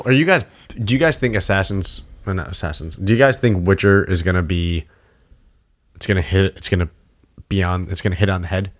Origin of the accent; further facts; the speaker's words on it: New England, United States; New England